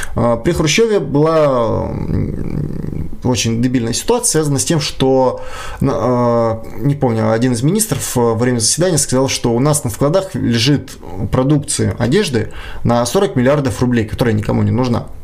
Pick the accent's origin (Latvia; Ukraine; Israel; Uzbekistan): Ukraine; Kyiv; moved away as an adult; now in Saint Petersburg, Russia; я сам из Украины, я сам из Киева